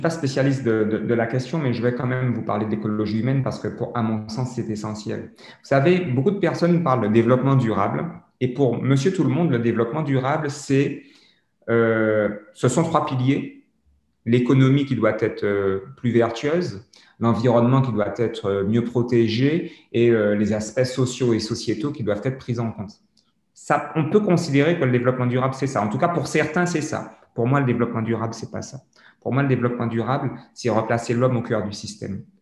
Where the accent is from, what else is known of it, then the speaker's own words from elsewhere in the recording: French Antilles, France; Moi, je suis totalement, totalement fier d'être français, mais je suis français caribéen. Je suis un français et je suis caribéen. Je suis un antillais convaincu, mais euh, de nationalité française.